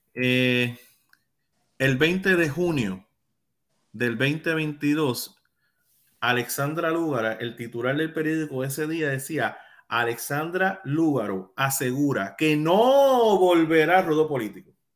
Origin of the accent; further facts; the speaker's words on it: Puerto Rico; first language Spanish; yo soy puertorriqueño